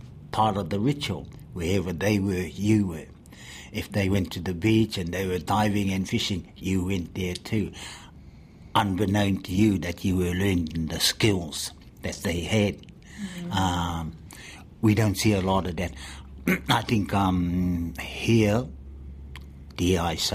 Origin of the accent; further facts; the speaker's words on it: Motiti Island, Bay of Plenty, New Zealand; growing up on Te Mautere o Motiti Nui Anaki